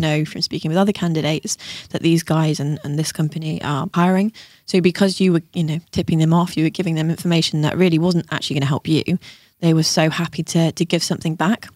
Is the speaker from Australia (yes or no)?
no; Tenby, Wales, United Kingdom; now in Bristol, United Kingdom; I'm actually Welsh